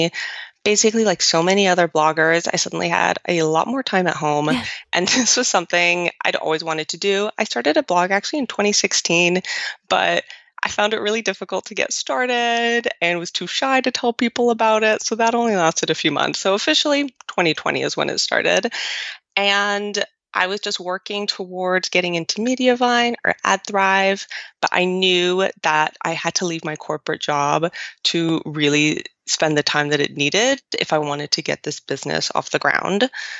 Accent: Romandy, Switzerland; So I'm actually from the French. So nice and confusing as well. Switzerland has like three areas, Italian, French, and German. I'm from the French part

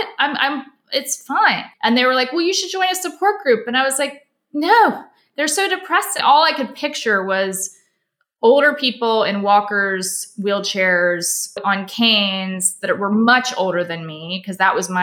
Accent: Charleston, South Carolina, United States; moved away as an adult; also born or lived in New York City / Los Angeles; I'm from Charleston, South Carolina, where I now live.

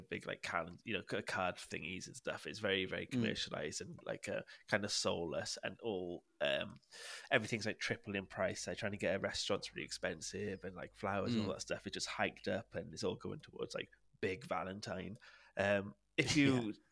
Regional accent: Wales, United Kingdom; I'm not English. I'm Welsh.

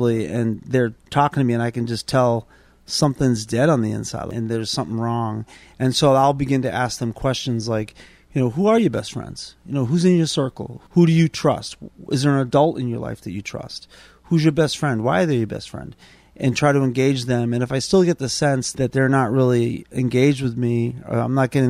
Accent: Boston, Massachusetts, United States; I grew up in South Boston, and thought I was a tough kid

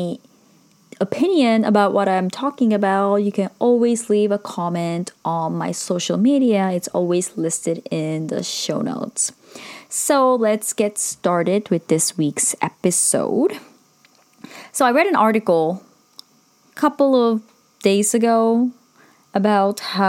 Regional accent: Sendai, Miyagi, Japan; moved away; which is in Sendai, my hometown.

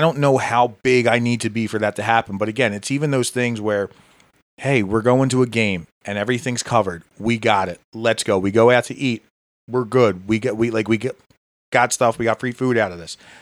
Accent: Philadelphia, Pennsylvania, United States; now in Hatboro, United States; growing up in Philly

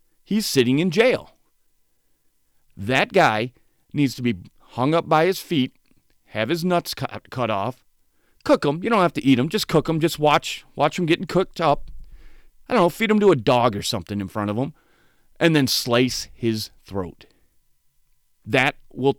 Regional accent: Saginaw Township, Michigan, United States; growing up in Saginaw Township, Michigan

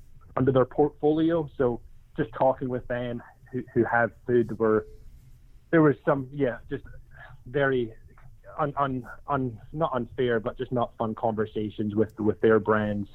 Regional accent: Dundee, Scotland, United Kingdom; moved away as an adult; now in Orlando, United States; I grew up in Scotland for 25 years, born and raised in a town called Dundee

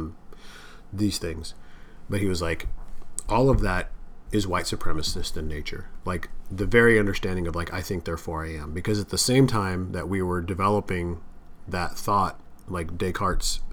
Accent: United States; I'm an American

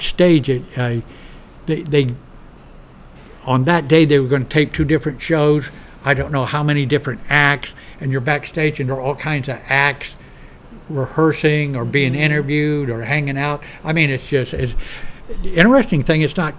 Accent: Houston, Texas, United States; he was from Boston, I'm from Houston, and the Astros had just won the World Series several months before

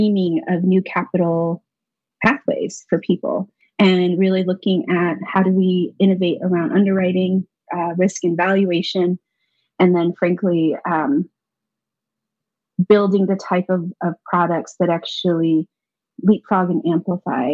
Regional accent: Four Corners, United States; moved away as an adult; now in Albuquerque, United States; I am Diné Navajo from Navajo Nation

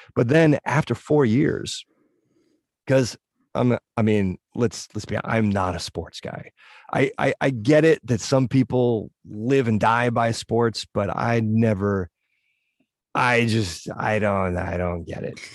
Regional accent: northwestern Connecticut, United States; my hometown, this weird little nook in northwestern Connecticut

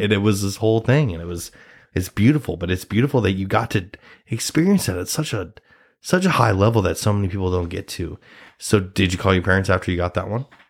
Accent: Nebraska, United States; now in New York City, United States; I'm a Nebraskan. I'm a Nebraska boy. I'm an, I'm from Nebraska

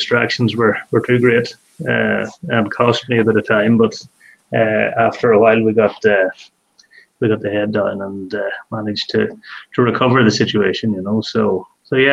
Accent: Donegal, Ulster, Ireland; also born or lived in Scotland; I grew up just outside Donegal town

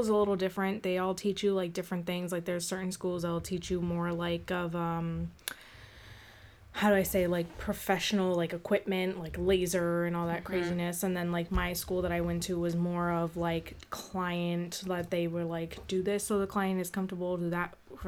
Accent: Boston, Massachusetts, United States; I am from Boston

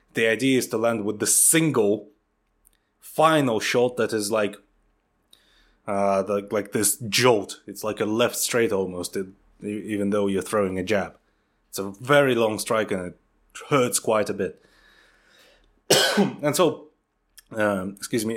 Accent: Siberia, Russia; moved away; growing up in Russia

